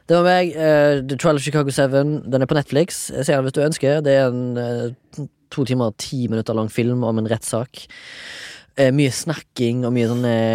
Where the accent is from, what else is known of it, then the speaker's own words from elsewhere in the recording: Haugesund, Rogaland, Norway; now in Oslo, Norway; 34 år, fra Haugesund.